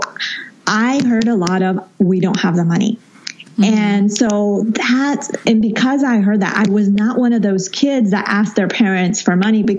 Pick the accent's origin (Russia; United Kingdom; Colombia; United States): Colombia; moved away; I was born there, grew up there for a good time of my life